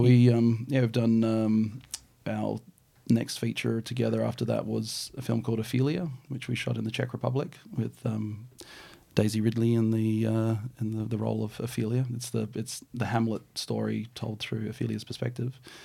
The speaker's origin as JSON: {"language": "English", "country": "New Zealand", "tie": "born or raised there", "moved": "yes", "lives_now": "Australia", "said": "I'm a Kiwi-born boy"}